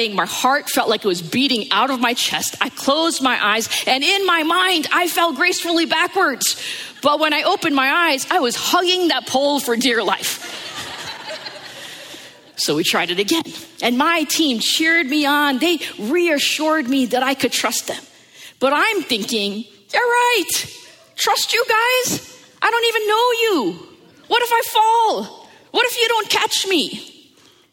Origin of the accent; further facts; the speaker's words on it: United States; growing up in the New York, New Jersey area